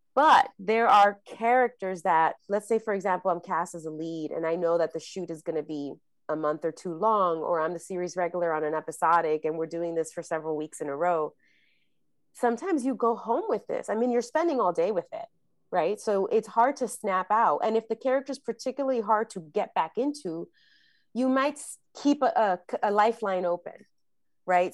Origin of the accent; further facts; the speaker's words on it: New York City, New York, United States; I grew up in the Bronx and, um, New York